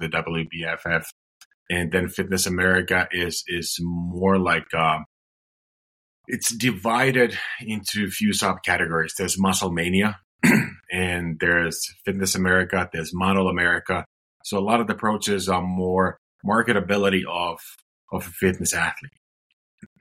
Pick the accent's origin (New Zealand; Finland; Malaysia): Finland; moved away; I'm originally from Finland